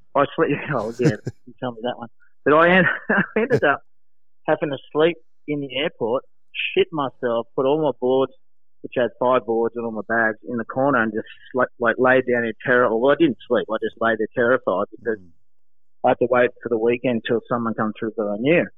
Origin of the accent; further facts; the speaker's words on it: Sydney, New South Wales, Australia; I'm actually from Bronte, born and bred